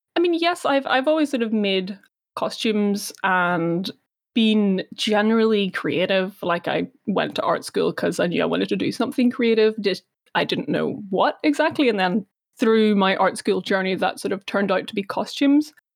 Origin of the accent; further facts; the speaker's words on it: Belfast, Northern Ireland, United Kingdom; I was born here. Uh, I was born here, grew up here